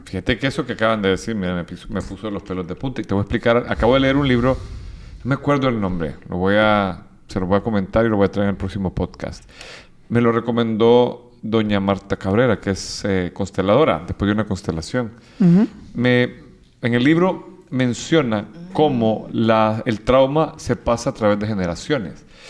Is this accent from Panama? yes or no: no; El Salvador; Yo vengo de El Salvador, viví, o sea, yo en el 89 cuando estaban bautizando a mi hermano, atacaron, la guerrilla atacó la casa presidencial, yo estaba a dos, dos, cuadras